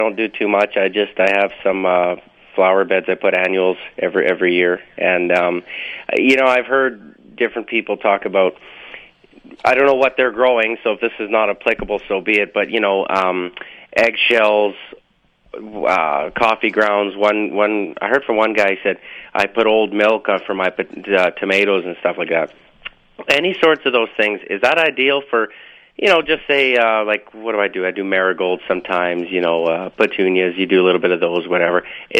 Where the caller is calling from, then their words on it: Portage la Prairie, Manitoba, Canada; I'm from Portage la Prairie.